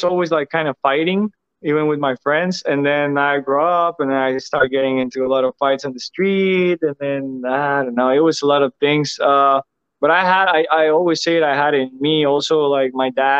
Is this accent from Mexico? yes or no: yes; Mexico; moved away as an adult; now in United States; it's where I'm from. It's my country.